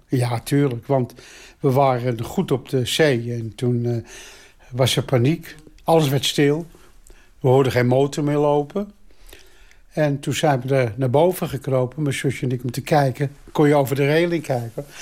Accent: Amsterdam, North Holland, Netherlands; Ik ben geboren in Amsterdam.

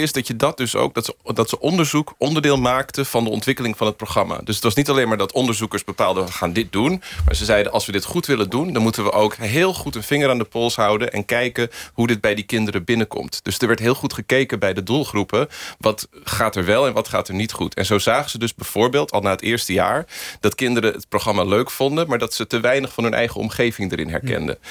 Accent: United States; now in Netherlands; Ik ben in Amerika geboren en ben dus met Amerikaanse Sesamstraat eerst opgegroeid.

